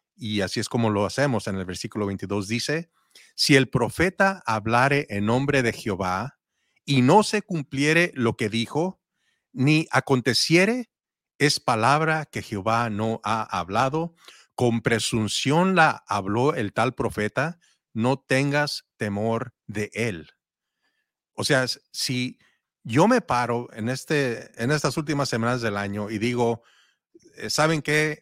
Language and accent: Spanish; Mexico; yo soy mexicano